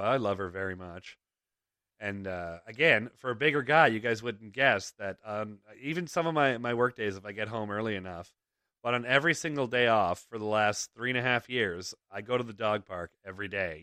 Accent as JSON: {"language": "English", "town": "Toronto", "region": "Ontario", "country": "Canada", "tie": "born or raised there", "moved": "yes", "said": "we grew up in Toronto"}